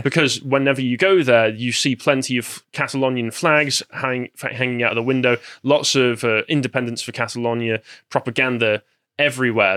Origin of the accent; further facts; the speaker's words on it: near Manchester, north of England / Midlands, United Kingdom; some would argue that I'm from the Midlands, but I'm, I consider myself from the North. I'm close enough to Manchester to consider myself a Northman.